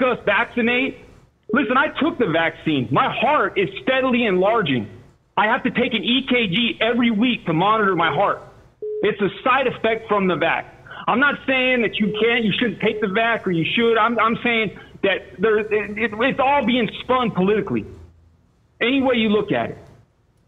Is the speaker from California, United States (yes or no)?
yes; San Fernando, California, United States; I'm born and raised in the San Fernando Valley, 818 SFV, San Fernando